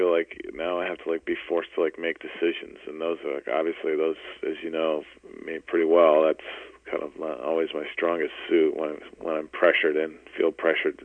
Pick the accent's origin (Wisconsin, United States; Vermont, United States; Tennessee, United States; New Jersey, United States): Vermont, United States; we're from Vermont